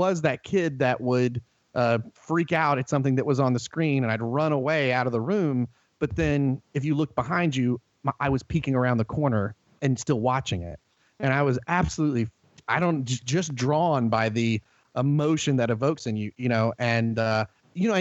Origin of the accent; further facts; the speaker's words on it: North Carolina, United States; accent: Southern; we lived out in the boonies in North Carolina. So it was next to the woods. Boy, see when I said that, how thick my Southern accent got just then?